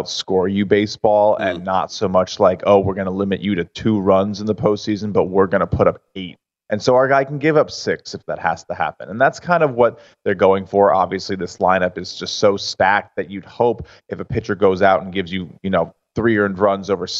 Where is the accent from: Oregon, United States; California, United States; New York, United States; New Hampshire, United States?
New York, United States; I'm a New Yorker myself